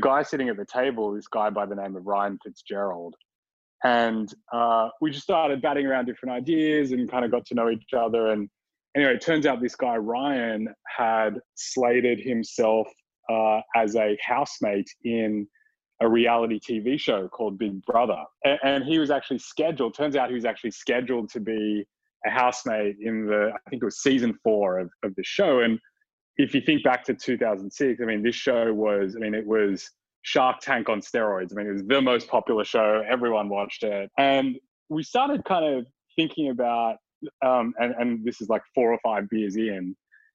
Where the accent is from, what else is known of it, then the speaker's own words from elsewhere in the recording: Sydney, New South Wales, Australia; back when I was a wee little undergrad in my hometown of Sydney, Australia